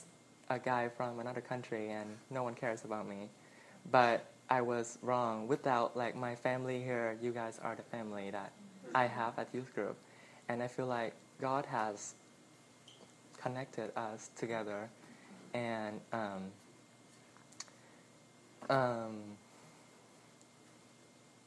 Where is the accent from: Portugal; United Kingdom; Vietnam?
Vietnam; moved away; I'm from Vietnam